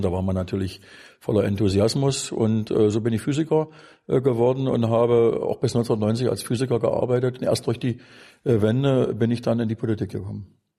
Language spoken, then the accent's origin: German; Wittenberg, Saxony-Anhalt, Germany; bin Wittenberger. Bin also da in der Region Wittenberg auch geboren worden